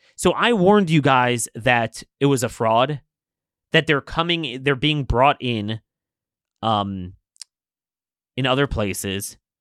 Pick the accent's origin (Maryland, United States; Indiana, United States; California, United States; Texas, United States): Maryland, United States; In my home state